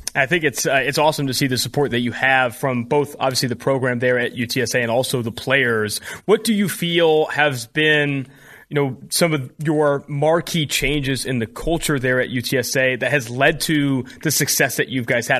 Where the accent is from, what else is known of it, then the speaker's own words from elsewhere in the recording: California, United States; I'm from California.